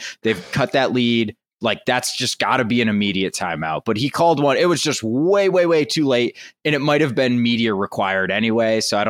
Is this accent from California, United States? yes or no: no; West Virginia, United States; in my home state of West Virginia.